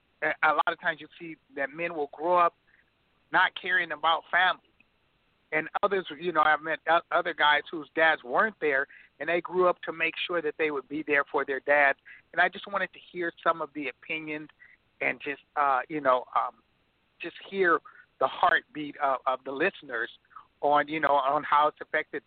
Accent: Compton, California, United States; now in San Diego, United States; I grew up in Compton, California, right there on Wilmington Avenue

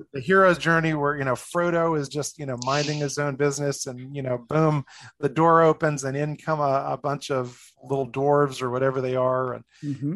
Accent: New Jersey, United States; moved away as an adult; also born or lived in Boston area, Massachusetts; now in Colorado, United States; I'm from originally New Jersey. I grew up outside of New York City

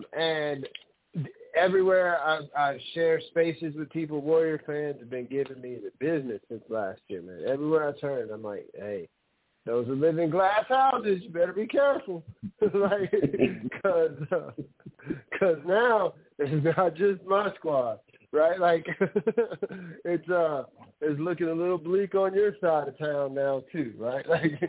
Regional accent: New Orleans, Louisiana, United States; I'm from New Orleans, but I was a Lakers fan before because we didn't have a team in New Orleans when I was a kid.

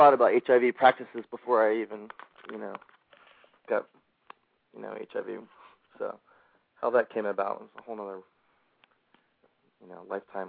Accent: Philadelphia, Pennsylvania, United States; also born or lived in Levittown, Pennsylvania; I'm from Levittown, Pennsylvania.

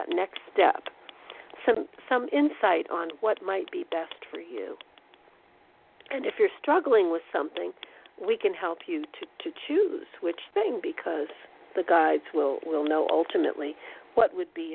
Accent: East Coast, United States; moved away; I'm originally from the East Coast

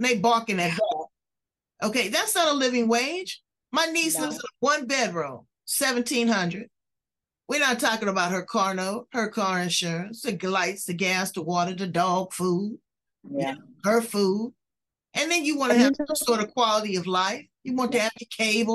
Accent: Los Angeles, California, United States; I'm originally from Los Angeles

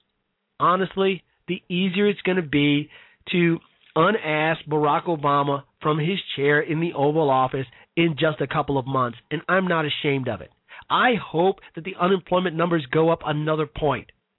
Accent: Chicago, Illinois, United States; Chicago, Illinois, my hometown, south side of Chicago

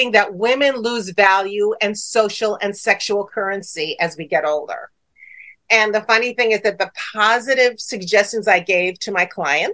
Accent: Chicago, Illinois, United States; I grew up in the Midwest in Chicago

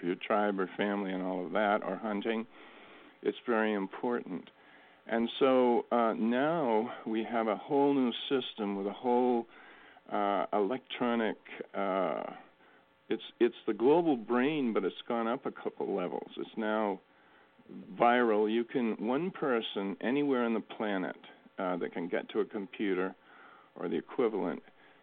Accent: New England, United States; I grew up in New England

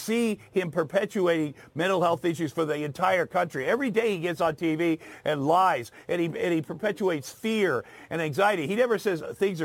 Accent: Southeast Iowa, United States; moved away; I grew up in Southeast Iowa

